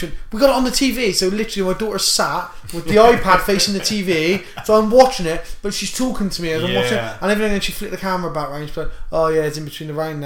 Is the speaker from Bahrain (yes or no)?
no; England, United Kingdom; accent: English; moved away as an adult; I'm from England.